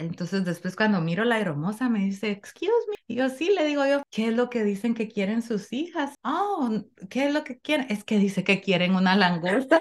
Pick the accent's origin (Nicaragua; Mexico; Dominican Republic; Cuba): Nicaragua; now in Connecticut, United States; nosotros, como Nica, tenemos la suerte de vivir en Conérico